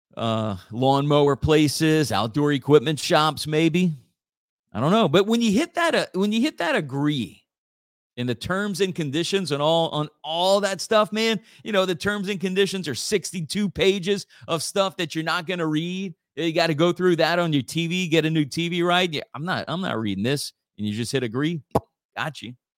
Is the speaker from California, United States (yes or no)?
no; Church Point, Louisiana, United States; my hometown of Church Point